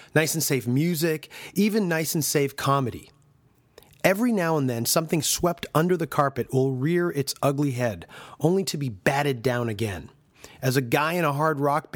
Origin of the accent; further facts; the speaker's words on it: Canada; As a Canadian myself